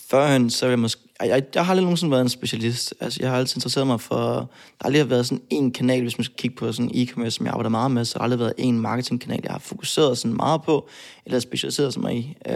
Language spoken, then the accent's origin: Danish; Odense, Southern Denmark, Denmark; Jeg kommer fra Fyn. Altså, det, det, det er jeg